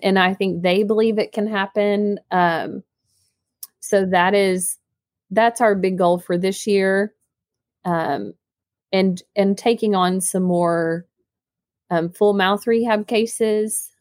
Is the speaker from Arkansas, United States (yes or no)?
yes; Northeast Arkansas, United States; also born or lived in Jonesboro, Arkansas; I'm actually from Northeast Arkansas